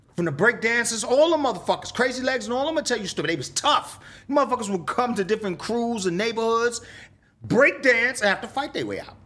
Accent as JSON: {"language": "English", "town": "New York City", "region": "New York", "country": "United States", "tie": "born or raised there", "said": "I grew up in the South Bronx"}